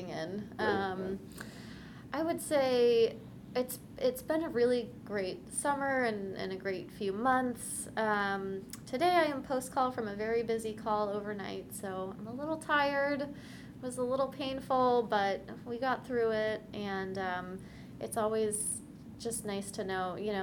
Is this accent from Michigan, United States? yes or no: no; Cincinnati, Ohio, United States; now in Bay Area, California, United States; I'm from Cincinnati